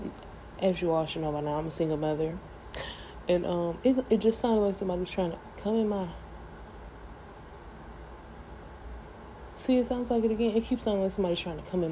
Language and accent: English; United States; I'm American